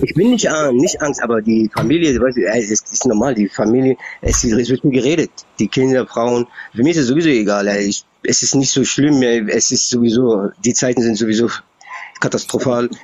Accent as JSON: {"language": "German", "region": "Berlin", "country": "Germany", "tie": "born or raised there", "said": "ich bin in Berlin aufgewachsen, also bis 89 war diese Mauer hier"}